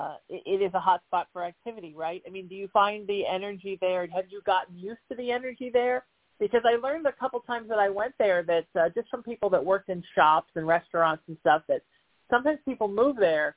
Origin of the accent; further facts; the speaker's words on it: Huntington Beach, California, United States; I grew up in Huntington, and I live there now